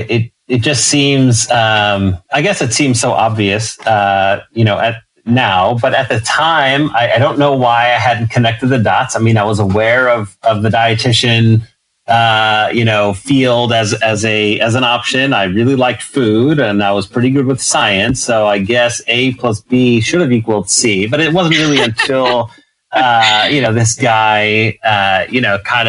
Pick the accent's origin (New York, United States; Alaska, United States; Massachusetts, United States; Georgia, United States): New York, United States; New York City; moved away as an adult; now in Texas, United States; I'm born and raised in New York